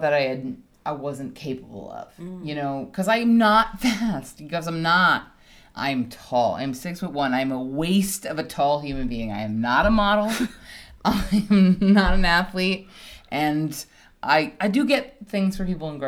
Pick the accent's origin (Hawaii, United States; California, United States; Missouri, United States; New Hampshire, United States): Hawaii, United States; moved away; I grew up in Hawaii